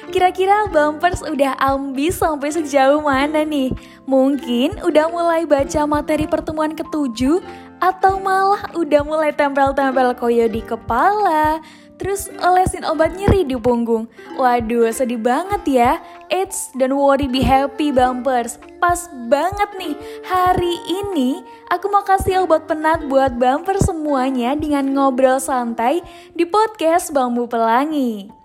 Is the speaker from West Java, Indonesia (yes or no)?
no; Boyolali, Central Java, Indonesia; kebetulan aku orang Boyolali, jadi ya masih bisa lah ya dibilang tetanggaan sama Kak Mega.